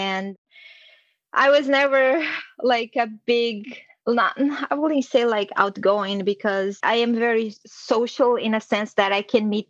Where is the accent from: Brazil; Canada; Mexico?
Brazil; moved away; I was born and raised in Brazil in a small town where everyone knows each other